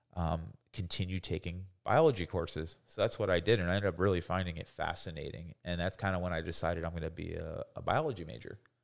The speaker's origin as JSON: {"language": "English", "town": "Coral Springs", "region": "Florida", "country": "United States", "tie": "born or raised there", "also_born_or_lived": "Boynton Beach, Florida / Greenville, South Carolina / Leesburg, Florida", "said": "we moved, uh, down to, uh, Coral Springs, which is like the suburb of Fort Lauderdale. I grew up there."}